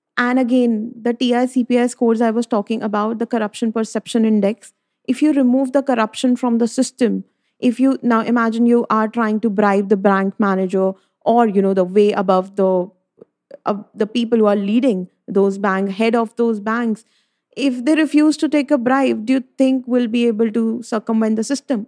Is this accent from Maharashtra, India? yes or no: no; Delhi, India; I'm from Delhi, uh, from a Punjabi family